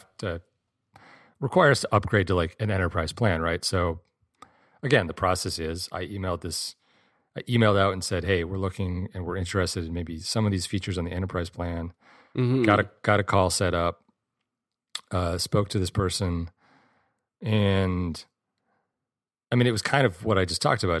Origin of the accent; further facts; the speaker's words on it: Michigan, United States; I grew up in Michigan